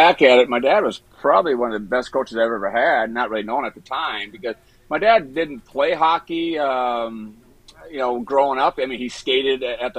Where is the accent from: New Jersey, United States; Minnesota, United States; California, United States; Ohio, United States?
Minnesota, United States; Brooklyn Park; growing up in Minnesota, you know, it's a state of hockey